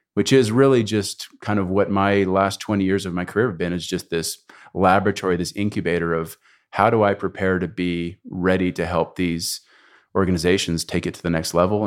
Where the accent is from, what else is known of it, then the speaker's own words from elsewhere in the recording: Canada; moved away as an adult; also born or lived in United States; I was raised in Canada